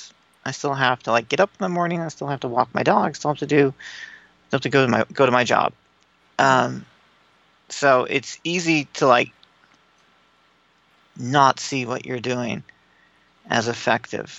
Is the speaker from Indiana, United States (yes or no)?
yes; Bloomington, Indiana, United States; Grew up in Bloomington, Indiana.